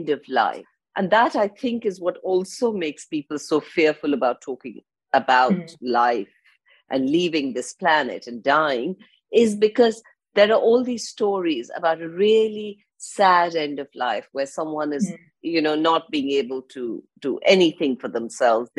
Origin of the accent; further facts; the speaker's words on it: India; now in London, United Kingdom; I live in London. And I go back, I'm from India, I grew up in India, so I go back a lot to India